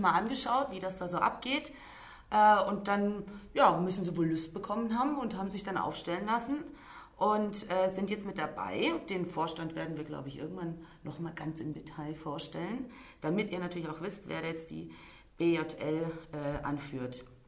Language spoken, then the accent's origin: German; Deutschkreuz, Transylvania, Romania; also born or lived in near Stuttgart; now in Stuttgart, Germany; ich äh, stamme aus Deutschkreuz äh, in Siebenbürgen